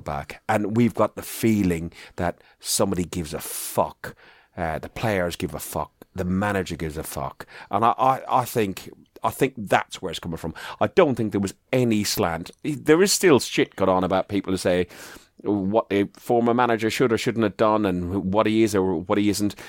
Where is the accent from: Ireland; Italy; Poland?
Ireland; I'm proud of being Irish